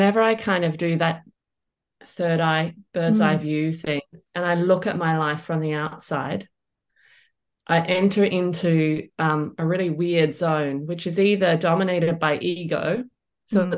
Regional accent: Perth, Western Australia, Australia; growing up in Perth

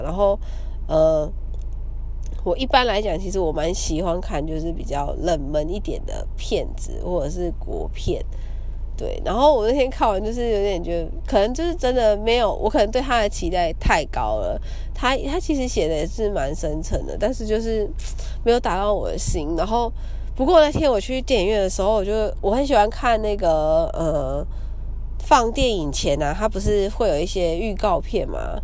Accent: Kaohsiung, Taiwan; 因为我是高雄人嘛，小时候看电影的时候都会去

